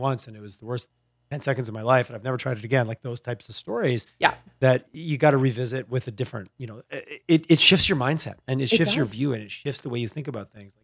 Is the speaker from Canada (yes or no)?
yes; Quebec, Canada; now in Calgary, Canada; I grew up in Quebec